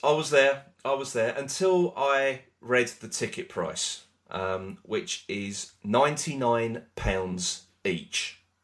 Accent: United Kingdom; We're British

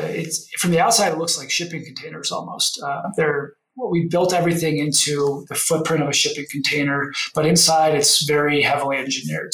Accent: Denver, Colorado, United States; I grew up in Denver here in an oil and gas family background

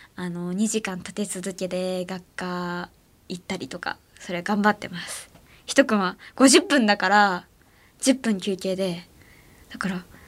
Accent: Matsuyama, Ehime, Japan; moved away; 私の出身地の愛媛は

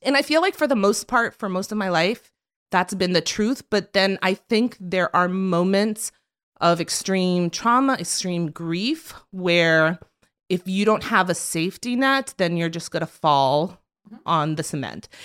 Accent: South Florida, United States; moved away as an adult; now in New York, United States; I was born in New York, but I was raised in South Florida

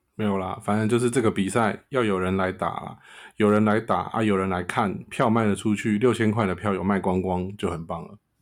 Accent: Taiwan; 我也是台湾人

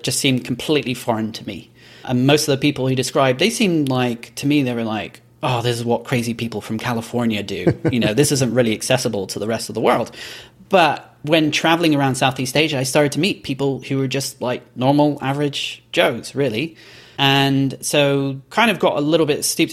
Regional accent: Belgium; moved away as an adult; also born or lived in Edinburgh, Scotland; now in New York, United States; So I'm Scottish, but I was born and grew up in Belgium

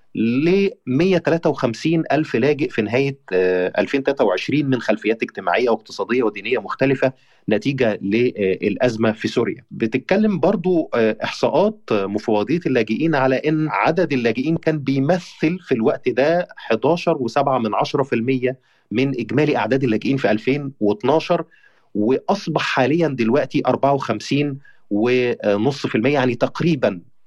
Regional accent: Egypt; انا كمواطن مصري

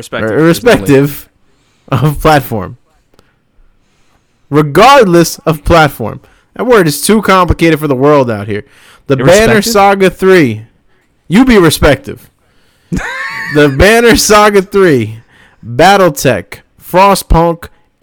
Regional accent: the South, United States; I'm from the South.

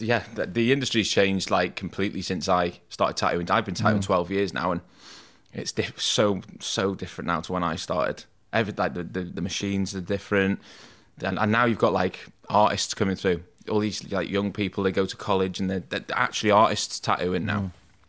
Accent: Rhyl, Wales, United Kingdom; Yeah, well, I'm from North Wales, which is probably about 45 minutes down the road from here. Lived in a place just outside of... Have you ever heard of Rhyl?

